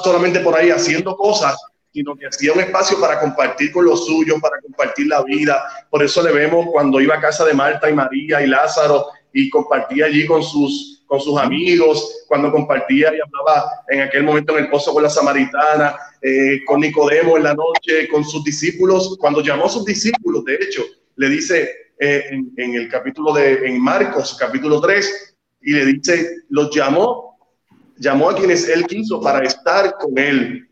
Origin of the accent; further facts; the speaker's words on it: Yabucoa, Puerto Rico; now in Aguas Buenas, Puerto Rico; la gente sabe que soy de Yabucoa